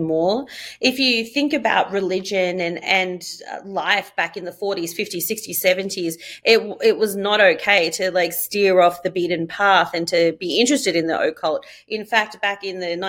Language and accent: English; Australia; moved away as an adult; now in Los Angeles, United States; born and raised in Australia and moved over here about a year and a half ago